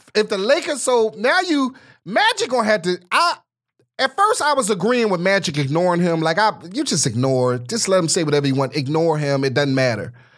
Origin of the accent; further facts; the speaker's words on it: Philadelphia, Pennsylvania, United States; now in Los Angeles, United States; I'm originally from Philadelphia, Pennsylvania